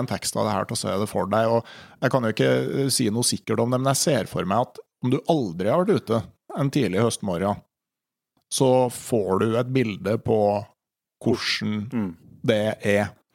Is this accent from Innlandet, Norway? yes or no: yes; Gausdal, Innlandet, Norway; Hjemme i Gausdal